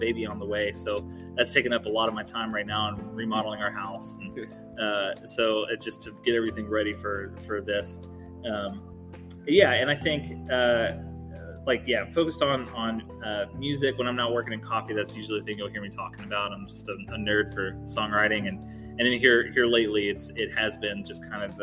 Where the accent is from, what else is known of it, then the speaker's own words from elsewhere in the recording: Mount Washington, Kentucky, United States; also born or lived in Louisville, Kentucky; I'm homegrown. I guess I grew up in Mount Washington, so just south of Louisville.